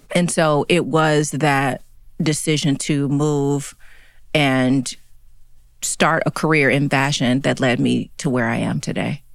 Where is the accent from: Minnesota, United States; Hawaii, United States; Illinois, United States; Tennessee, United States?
Tennessee, United States; Chattanooga; now in New York City, United States; I grew up in Chattanooga, Tennessee.